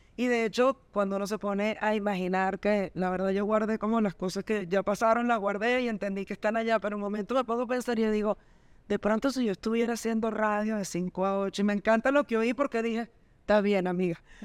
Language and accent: Spanish; Venezuela; nosotras que somos venezolanas, comunicadoras